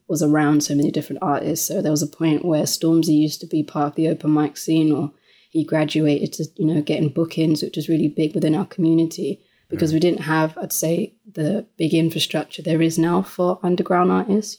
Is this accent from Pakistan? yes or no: no; London, United Kingdom; born and bred um, in Lewisham, which is within South London